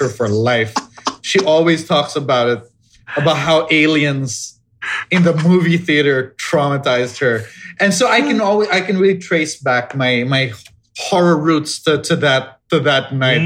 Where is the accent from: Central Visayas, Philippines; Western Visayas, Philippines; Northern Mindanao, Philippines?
Northern Mindanao, Philippines; Cagayan de Oro; I grew up in Cagayan de Oro.